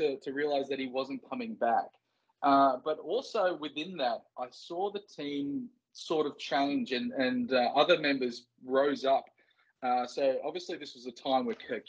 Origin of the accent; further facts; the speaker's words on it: Port Stephens, New South Wales, Australia; Growing up in Port Stephens